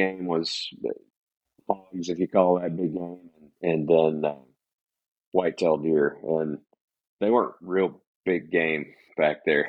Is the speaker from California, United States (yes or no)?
no; Northwest Florida, United States; I was born and raised in Northwest Florida